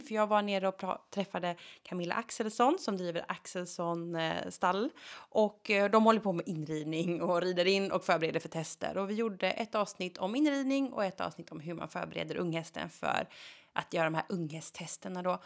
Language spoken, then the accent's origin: Swedish; Gothenburg, Västra Götaland, Sweden; jag som göteborgare